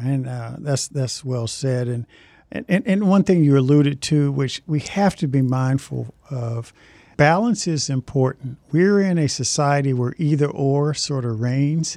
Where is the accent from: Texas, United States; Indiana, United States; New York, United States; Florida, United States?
Indiana, United States; Indianapolis; I grew up in Indianapolis